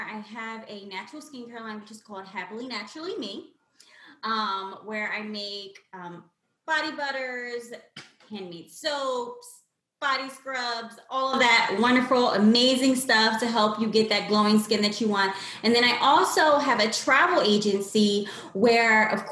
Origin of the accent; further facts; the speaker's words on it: Lancaster, Pennsylvania, United States; moved away as an adult; now in Philadelphia, United States; I've been in the Philadelphia area back and forth for a few years, but I'm actually from Lancaster, Pennsylvania, where the Amish people live.